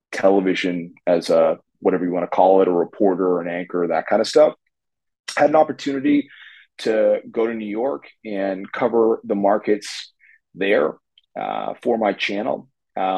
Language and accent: English; Toronto, Ontario, Canada; I'm joining you from Toronto in Canada, where I grew up. I'm a Toronto kid